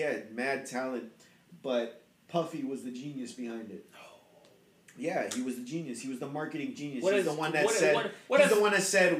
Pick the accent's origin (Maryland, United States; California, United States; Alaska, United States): California, United States; Chowchilla; now in Merced, United States; I grew up in Chowchilla